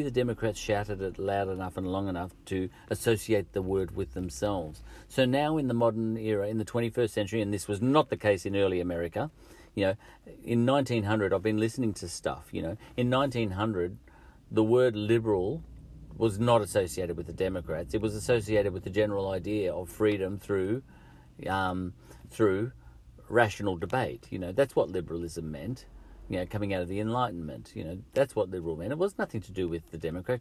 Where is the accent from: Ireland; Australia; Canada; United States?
Australia; I'm the Australian